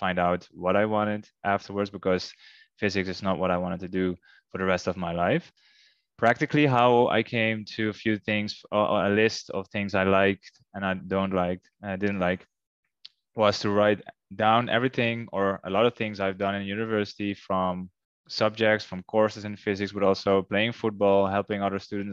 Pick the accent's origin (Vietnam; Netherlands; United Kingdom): Netherlands; moved away as an adult; now in Curaçao; my home country, the Netherlands.